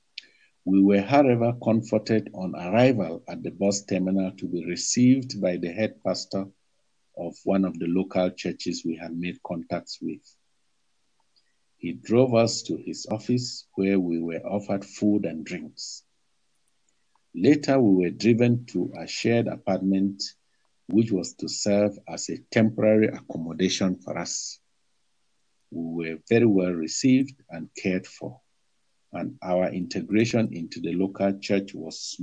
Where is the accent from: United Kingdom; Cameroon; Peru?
Cameroon; moved away as an adult